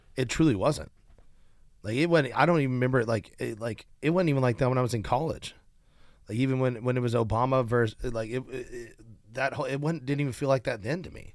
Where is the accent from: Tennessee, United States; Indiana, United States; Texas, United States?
Tennessee, United States; Nashville; I've gotten to play in my hometown stadium where the Titans play